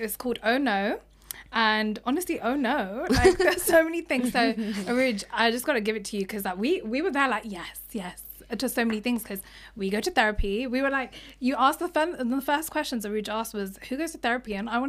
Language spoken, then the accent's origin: English; India; Also, so my therapist, yeah, she's brown, but then like I'm Indian girl going up with Gora.